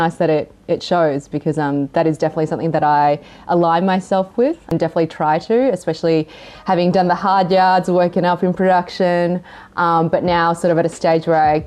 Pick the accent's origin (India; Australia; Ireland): Australia; also born or lived in Hong Kong / Japan / China / Singapore; Growing up in Australia, growing up in, you know, in a pretty Caucasian surrounding